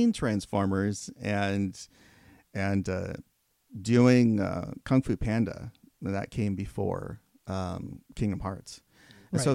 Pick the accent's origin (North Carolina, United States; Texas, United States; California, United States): California, United States; Fresno; moved away as an adult; also born or lived in Porterville, California; I'm from the Central Valley of California, mm-hmm. and so from Fresno. I was born in Porterville